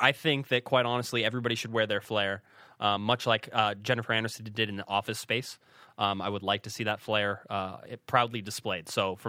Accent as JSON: {"language": "English", "town": "Newport Beach", "region": "California", "country": "United States", "tie": "born or raised there", "said": "Yeah, Newport Beach."}